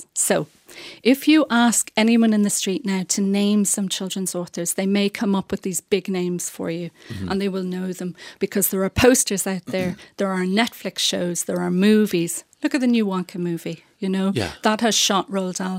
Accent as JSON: {"language": "English", "country": "Ireland"}